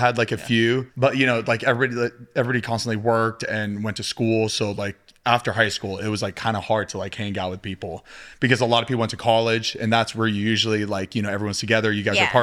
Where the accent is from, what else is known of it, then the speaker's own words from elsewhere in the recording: Florida, United States; moved away; I'm from Florida